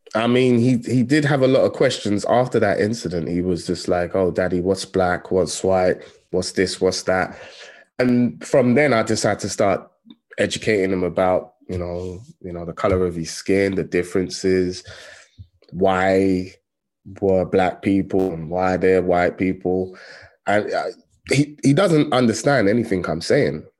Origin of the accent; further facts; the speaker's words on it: London, United Kingdom; I grew up in Tottenham